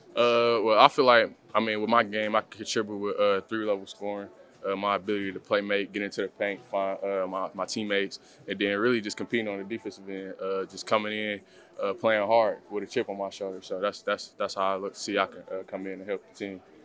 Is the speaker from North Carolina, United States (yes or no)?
no; Detroit, Michigan, United States; I'm from Detroit, Michigan